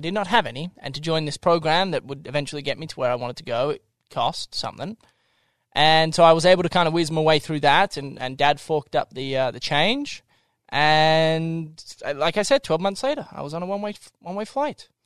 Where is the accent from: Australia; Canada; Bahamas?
Australia; Melbourne, Victoria; moved away as an adult; also born or lived in Tokyo, Japan; now in Salt Lake City, United States; I actually lived there for six years, and then I traveled to Tokyo, Japan. I lived there for six years. Then I went back to Melbourne Australia